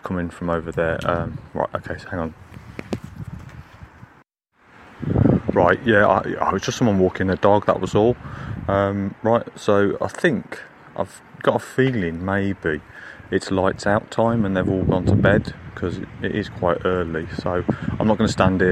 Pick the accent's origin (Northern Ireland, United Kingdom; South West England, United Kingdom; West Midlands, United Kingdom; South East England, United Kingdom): West Midlands, United Kingdom; Birmingham; when I was growing up in Birmingham in the 1980s